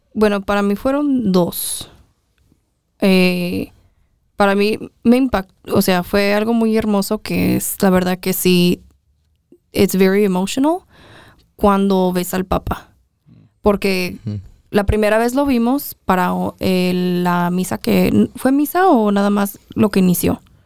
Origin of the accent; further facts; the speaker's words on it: Mexico; todos éramos mexicanos